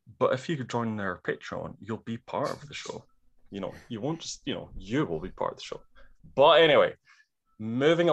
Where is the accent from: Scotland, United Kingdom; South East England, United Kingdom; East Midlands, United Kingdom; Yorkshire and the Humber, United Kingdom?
Scotland, United Kingdom; I'm Scottish.